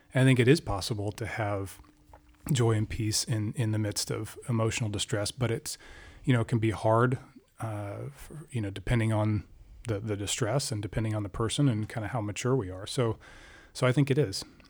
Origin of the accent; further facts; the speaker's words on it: Alaska, United States; moved away as an adult; also born or lived in Washington, D.C.; I grew up in Alaska.